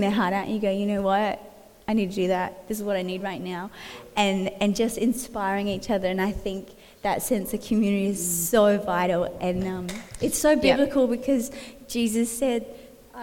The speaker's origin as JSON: {"language": "English", "region": "Western Australia", "country": "Australia", "also_born_or_lived": "Sydney", "moved": "as an adult", "lives_now": "Coffs Harbour, Australia", "said": "I'm originally from Western Australia, and then 10 years ago moved to Sydney"}